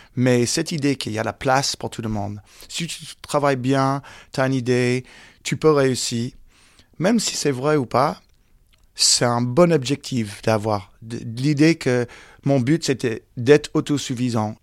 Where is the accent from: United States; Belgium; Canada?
United States; French is a second language; moved away as an adult; now in France; J'ai joué au baseball, football américain, j'étais dans les écoles américaines